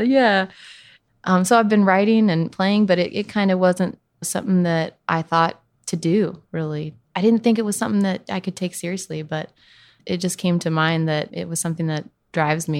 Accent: Northern California, United States; I grew up in California, in Northern California, kind of between Sacramento and Lake Tahoe.

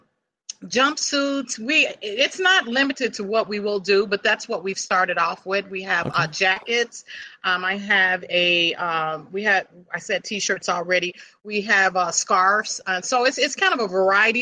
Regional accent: Chicago, Illinois, United States; I grew up on the south side of Chicago

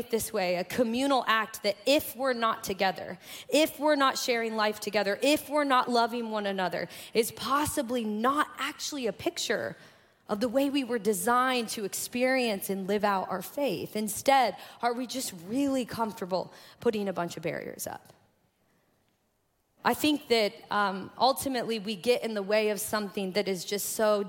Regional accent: Kokomo, Indiana, United States; moved away; I grew up in Kokomo, Indiana

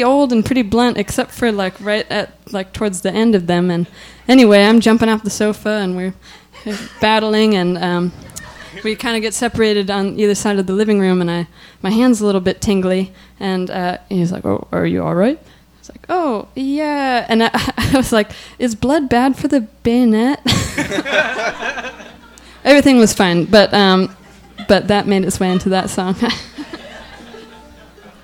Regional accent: Sandpoint, Idaho, United States; I was interning at a newspaper in my hometown

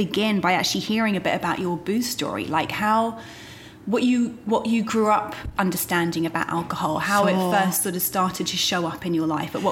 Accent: United Kingdom; now in United States; I feel as a Brit who now lives in America, I can look back on the kind of culture that I was raised

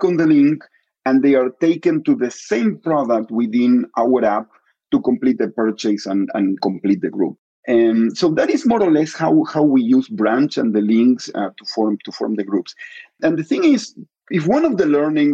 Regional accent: Argentina; moved away; I'm Argentinian. I was born in Argentina

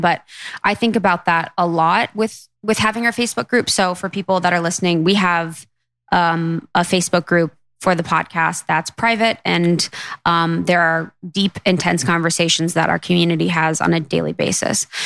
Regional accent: Midwest, United States; my assumptions growing up in the Midwest

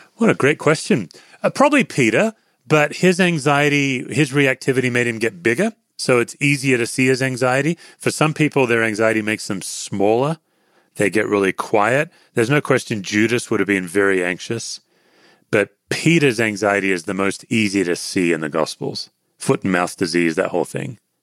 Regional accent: Australia; I'm an Australian.

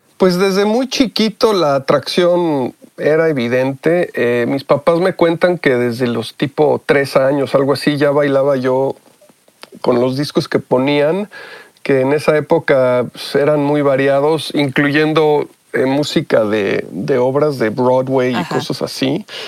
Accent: Mexico; moved away as an adult; also born or lived in Mexico City; now in United States; mi educación fue 100% en México, en, en escuelas mexicanas

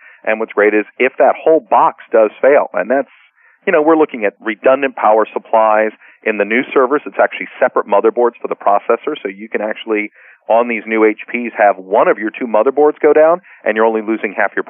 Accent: Chicago, Illinois, United States; also born or lived in Montreal, Canada; I was born in Montreal. I was raised in Chicago, so I don't know much about earthquakes.

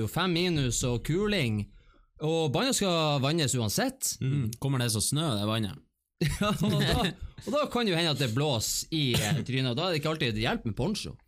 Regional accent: Bodø, Nordland, Norway; Vi er jo fra Bodø

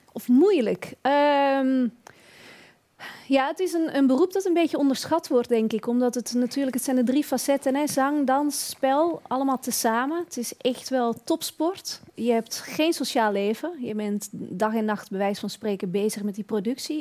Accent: Beemster, North Holland, Netherlands; moved away as an adult; now in Belgium; ik ben opgegroeid in de Beemster. Dat is boven Amsterdam

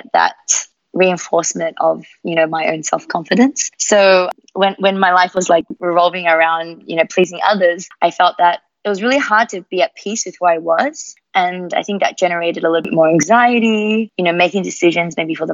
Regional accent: Melbourne, Victoria, Australia; accent: Australian; moved away as an adult; now in Singapore; I was actually born in Melbourne.

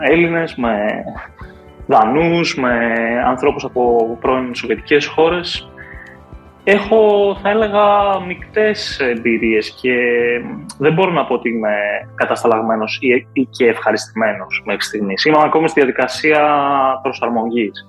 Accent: Greece; moved away as an adult; θα έλεγα ότι και ένα από του λόγου που έφυγα από την Ελλάδα ήταν ότι δεν ήθελα σε καμία περίπτωση να πέσω στην ανάγκη του δημοσίου κατά κάποιο τρόπο.

